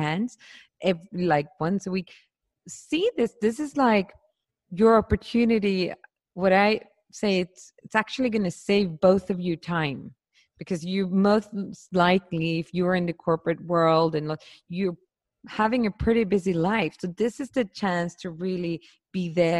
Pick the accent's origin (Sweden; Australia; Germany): Sweden; I grew up in Sweden